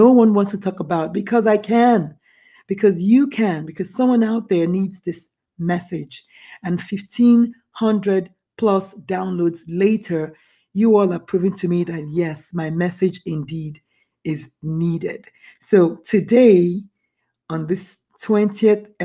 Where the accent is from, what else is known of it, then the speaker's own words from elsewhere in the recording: Nigeria; moved away; I was raised in Nigeria, born in Nigeria.